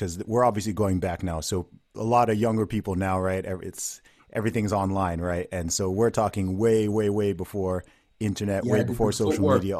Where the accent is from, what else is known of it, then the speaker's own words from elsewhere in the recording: Saudi Arabia; now in United Kingdom; I'm from here, but I grew up in Saudi Arabia, and I went to an American school.